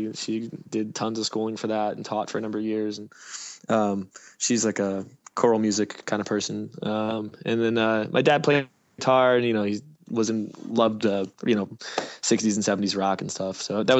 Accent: New Jersey, United States; moved away as an adult; now in Philadelphia, United States; I was born in Philadelphia and moved to Jersey for up until I was 18, and then I moved back to Philly.

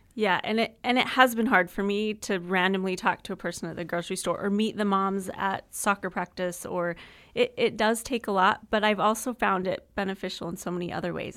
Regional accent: Utah, United States; moved away as an adult; also born or lived in Texas; now in Gilbert, United States; I'm from Utah I've been in Texas for the last almost eight years, and so we moved to Arizona

